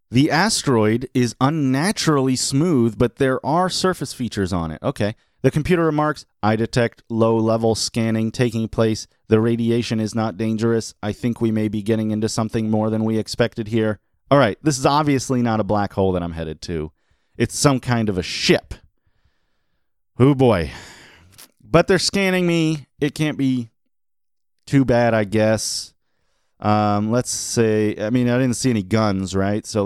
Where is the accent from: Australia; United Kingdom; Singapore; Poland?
Australia; Obviously, I'm from Australia where we use meters and kilometers constantly.